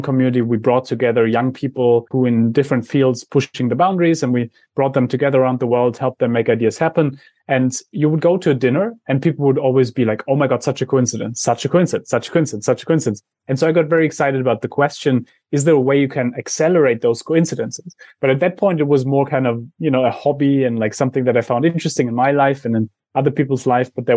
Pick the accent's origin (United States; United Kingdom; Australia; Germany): Germany; I come from Germany